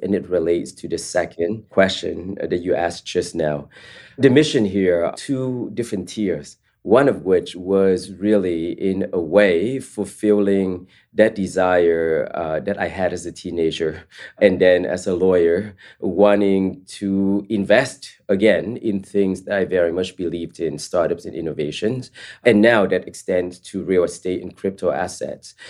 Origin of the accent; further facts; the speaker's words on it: East Palo Alto, California, United States; also born or lived in Vietnam; my family and I immigrated from Vietnam to the Bay Area, specifically East Palo Alto.